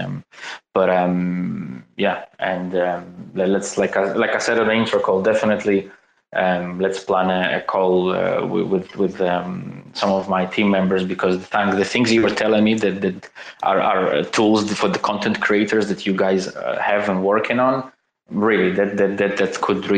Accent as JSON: {"language": "English", "region": "Crimea", "country": "Ukraine", "tie": "born or raised there", "said": "I was born in 1986 in Crimea, on the verge of the breakdown of the USSR, in a very, very, very poor family"}